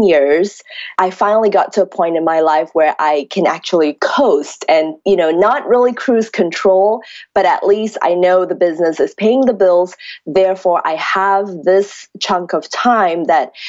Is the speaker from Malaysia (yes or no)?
yes; Malaysia; moved away as an adult; now in California, United States; I grew up in Malaysia, 17 years of my life